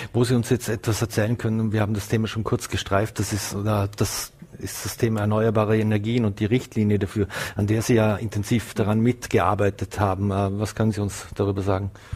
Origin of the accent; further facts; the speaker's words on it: Vorarlberg, Austria; uns Vorarlberger